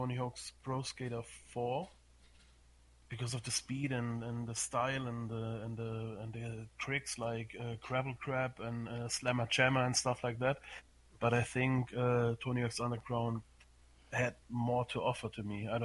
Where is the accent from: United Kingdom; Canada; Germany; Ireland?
Germany; I'm from Germany